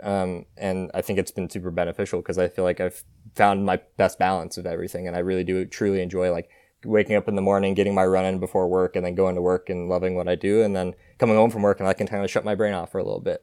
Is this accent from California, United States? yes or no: yes; Martinez, California, United States; moved away as an adult; now in Eugene, United States; I'm from, uh, a small town called Martinez, California. Uh, it's an hour northeast of, uh, San Francisco. Um, and so I grew up there